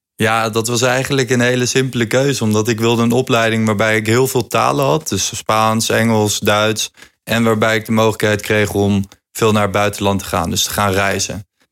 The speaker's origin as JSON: {"language": "Dutch", "town": "Hoevelaken", "region": "Gelderland", "country": "Netherlands", "said": "Hoevelaken. Dat is het dorpje waar ik vandaan kom"}